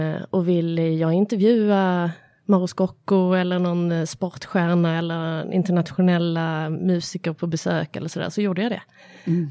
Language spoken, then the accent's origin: Swedish; Malmö, Skåne, Sweden; spelade jag teater när jag var liten, eh, Studieteatern i Malmö